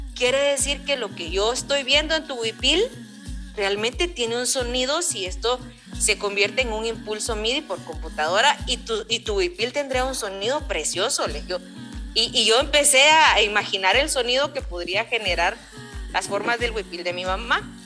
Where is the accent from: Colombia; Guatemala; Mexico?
Guatemala; soy del occidente, del altiplano, soy del pueblo quiche del altiplano occidental, de aquí de, Guatemala, de Chimuleo